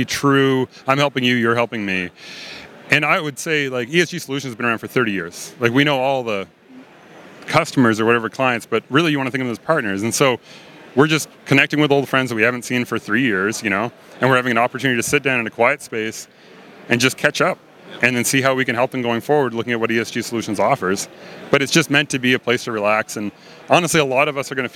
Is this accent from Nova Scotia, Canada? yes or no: yes; Nova Scotia, Canada; moved away as an adult; also born or lived in Ottawa, Ontario / Denver; So I'm from Nova Scotia. I grew up there